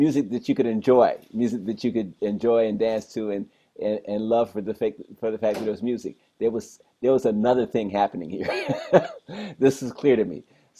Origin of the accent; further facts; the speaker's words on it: Detroit, Michigan, United States; moved away; also born or lived in New York; I had to bounce back to Detroit, my hometown, and stay there about around 1984